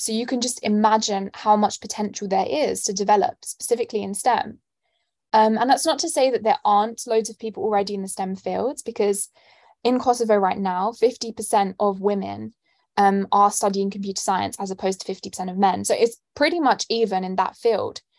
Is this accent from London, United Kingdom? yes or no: yes; London, United Kingdom; moved away as an adult; now in St Andrews, United Kingdom; I'm born and raised in London, as you can tell by my accent